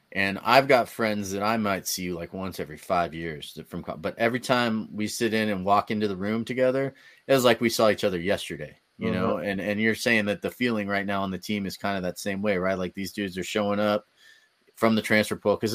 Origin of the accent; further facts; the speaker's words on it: California, United States; from the Bay Area, so